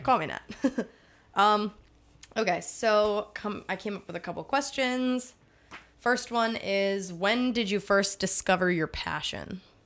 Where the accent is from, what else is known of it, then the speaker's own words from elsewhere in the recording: Pittsburgh, Pennsylvania, United States; I'm from Pittsburgh.